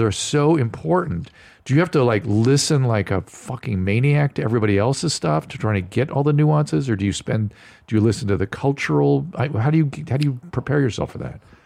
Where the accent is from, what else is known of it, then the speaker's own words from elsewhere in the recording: United States; as an American